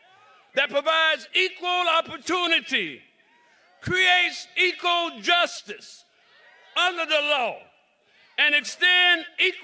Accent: South Carolina, United States; accent: drawl; I am not from New York, and you're going to hear that in my drawl in a few minutes. I'm from the great state of South Carolina.

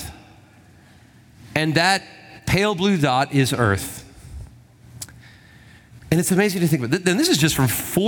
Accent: Huntsville, Alabama, United States; I'm from Huntsville

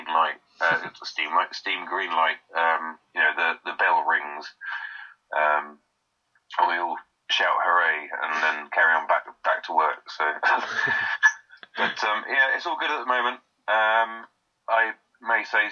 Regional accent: United Kingdom; we are British

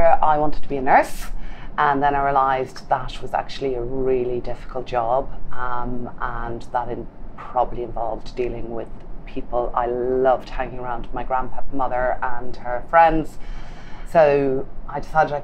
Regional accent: Galway, Connacht, Ireland; moved away; I come from the west coast of Ireland, from Galway

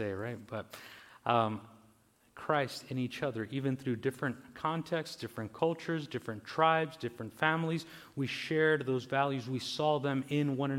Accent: Mexicali, Baja California, Mexico; I was born in Mexicali, in Baja California, in Mexico.

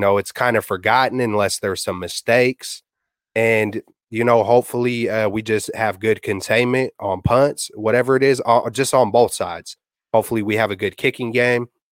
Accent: Bay Area, California, United States; I'm born and raised in the Bay Area

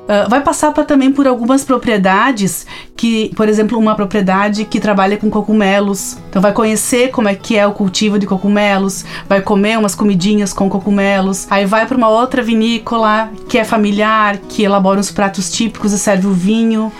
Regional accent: Flores da Cunha, Rio Grande do Sul, Brazil; Eu sou de Flores da Cunha

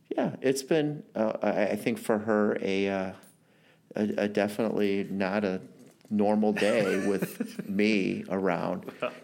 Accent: St. Louis, Missouri, United States; of course, I'm from St. Louis, so I went to high school at Oakville Senior High.

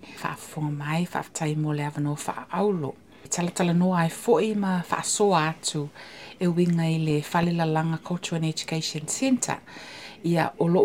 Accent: Samoa; now in New Zealand; born and raised in Samoa in my village Musumusu and Whangaloa

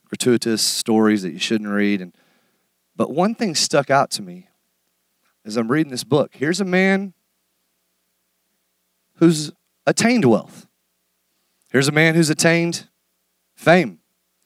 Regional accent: United States; as American men

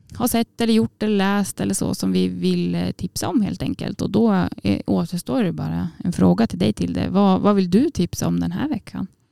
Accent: Jämtland, Sweden; moved away as an adult; now in Umeå, Sweden; år från eh, Åredalen, Jämtland

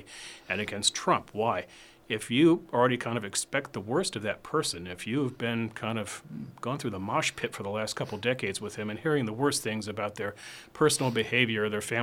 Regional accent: Washington, District of Columbia, United States; moved away; I'm from Washington

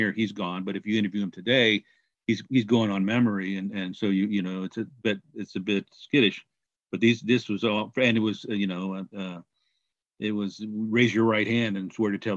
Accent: Kansas City, Missouri, United States; moved away; I was born and raised in Kansas City

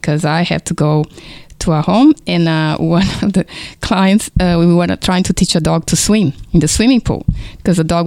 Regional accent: Brazil; English is a second language; now in Kingston, Australia; if you notice my foreign accent, is because I was born in Brazil

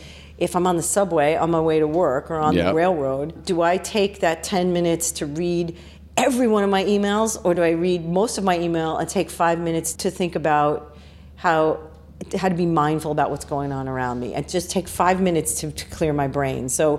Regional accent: New York City, New York, United States; also born or lived in Queens; I grew up in the Bronx.

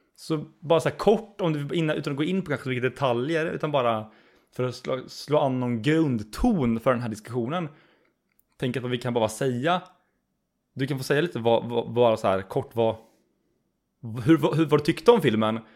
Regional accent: Skövde, Västra Götaland, Sweden; Du och jag, eh, vi är ju som sagt, vi är från Skövde ursprungligen.

